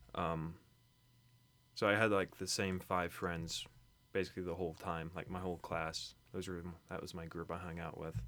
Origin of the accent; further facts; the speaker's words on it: Kentucky, United States; I was born in Kentucky.